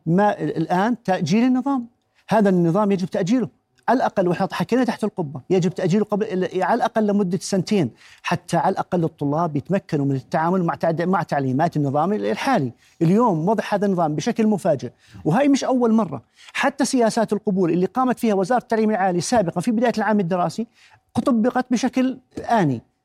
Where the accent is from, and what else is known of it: Jordan